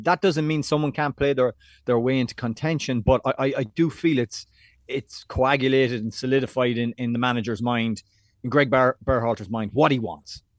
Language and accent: English; Ireland; moved away as an adult; now in New York City, United States; back in Ireland, when I was going to school or college or into town